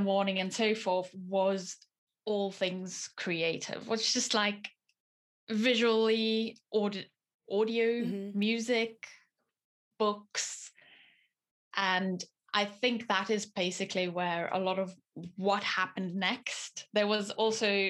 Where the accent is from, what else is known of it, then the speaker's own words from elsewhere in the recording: South Africa; moved away as an adult; now in Teesside, United Kingdom; I was born in South African nationality